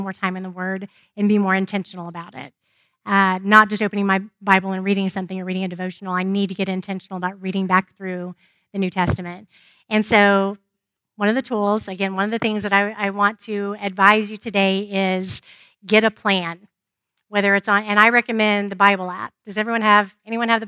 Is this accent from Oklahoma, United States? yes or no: yes; Oklahoma, United States; I grew up in Oklahoma, where everybody called themselves a Christian